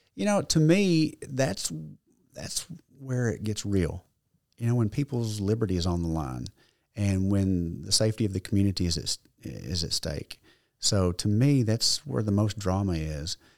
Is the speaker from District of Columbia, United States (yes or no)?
no; Leachville, Arkansas, United States; also born or lived in Paragould, Arkansas / Jonesboro, Arkansas / Little Rock, Arkansas; My mother, brother, and I moved in with my grandmother in Leachville, so I grew up in Mississippi County